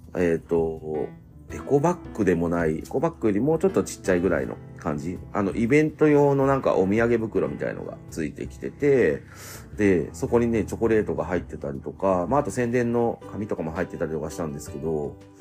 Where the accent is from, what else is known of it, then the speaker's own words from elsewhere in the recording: Chigasaki, Kanagawa, Japan; now in Nakano, Japan; 茅ヶ崎出身なんですけど